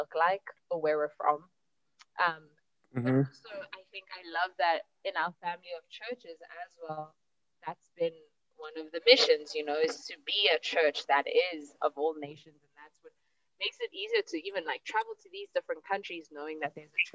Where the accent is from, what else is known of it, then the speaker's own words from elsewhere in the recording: South Africa; as a South African